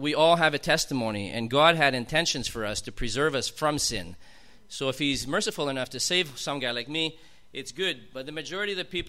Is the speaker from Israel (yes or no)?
no; Montreal, Quebec, Canada; now in Steinbach, Canada; I grew up in Montreal. But, you know, I live in southern Manitoba.